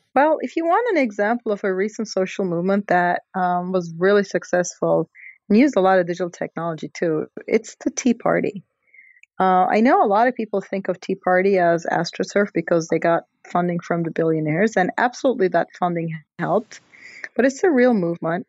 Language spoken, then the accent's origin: English; Istanbul, Turkey; moved away; I'm from Turkey. So it's sort of a country that I know very well, obviously. And the Gezi Park protests uh, happened basically three blocks from where I was born